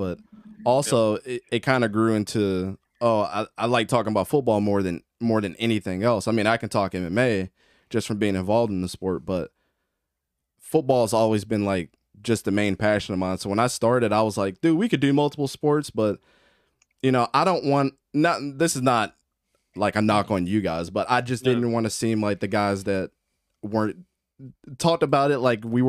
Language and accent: English; Baltimore, Maryland, United States; Grew up in Baltimore